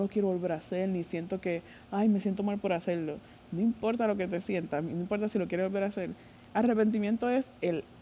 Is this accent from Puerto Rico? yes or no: yes; Puerto Rico; Yo soy de Puerto Rico